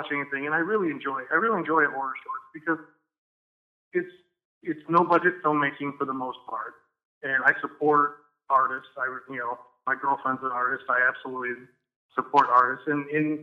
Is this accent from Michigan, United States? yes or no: yes; New Buffalo, Michigan, United States; I grew up in New Buffalo, Michigan